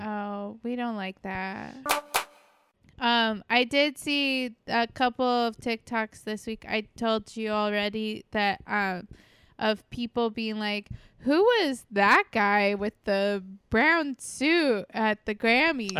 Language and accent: English; Port Canaveral, Florida, United States; Port Canaveral, um, which is my hometown